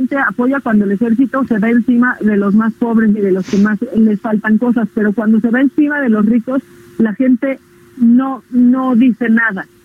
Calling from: Naucalpan, State of Mexico, Mexico; de Naucalpa.

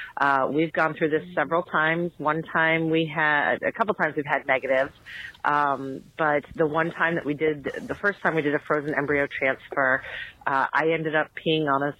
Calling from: New Hampshire, United States; I'm calling from New Hampshire

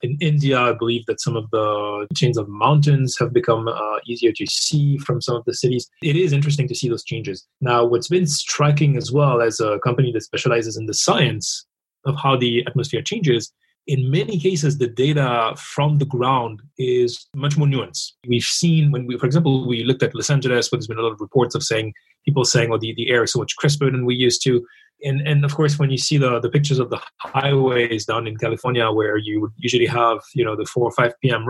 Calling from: Paris, Île-de-France, France; I'm calling in from Paris in France, where we've been in lockdown for about 40 days as well now.

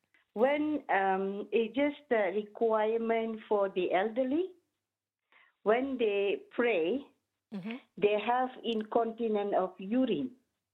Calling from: Scotland, United Kingdom; I'm calling from Scotland.

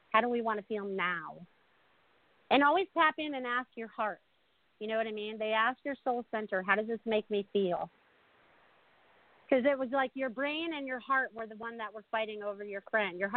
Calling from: South Florida, United States; calling from South Florida.

